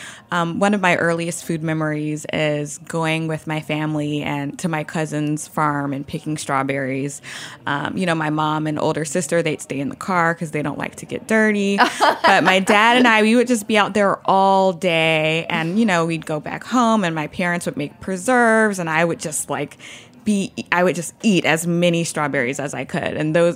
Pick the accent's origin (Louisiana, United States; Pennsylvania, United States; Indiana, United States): Louisiana, United States; now in New York City, United States; So, you know, I live in New York City. I'm from Louisiana. Most of my family is still in Louisiana.